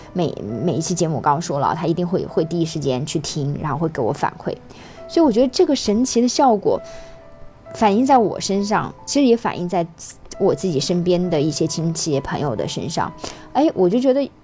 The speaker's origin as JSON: {"language": "Chinese", "region": "Xinjiang", "country": "China", "moved": "yes", "lives_now": "Hong Kong, China", "said": "我是来自于新疆，那么我生活在香港"}